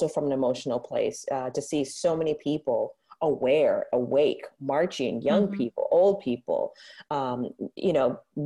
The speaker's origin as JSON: {"language": "English", "town": "San Francisco", "region": "California", "country": "United States", "tie": "born or raised there", "said": "I grew up here in San Francisco"}